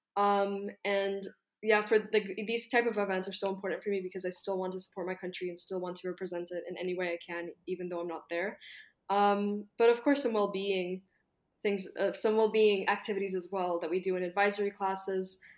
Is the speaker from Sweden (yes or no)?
no; Kyiv, Ukraine; I'm Ukrainian. I'm from Kyiv, and my parents are from Lviv